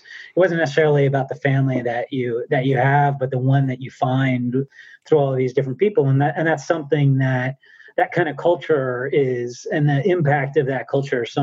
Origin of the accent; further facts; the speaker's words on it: New Jersey, United States; I grew up in New Jersey, right outside of New York City